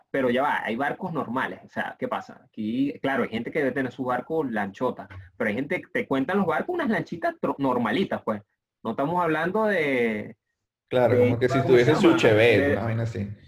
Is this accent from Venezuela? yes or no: yes; Venezuela; yo, vengo de Venezuela, que es el único país que no ha ido mundial.